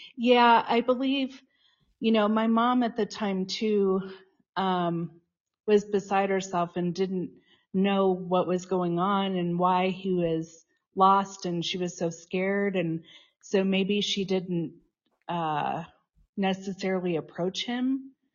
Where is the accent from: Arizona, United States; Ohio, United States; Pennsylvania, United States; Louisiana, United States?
Arizona, United States; Tucson; moved away as an adult; also born or lived in Boulder, Colorado; now in Boulder area, Colorado, United States; I was born in Boulder and grew up in Tucson, Arizona, and I've been back in Colorado since nineteen ninety-nine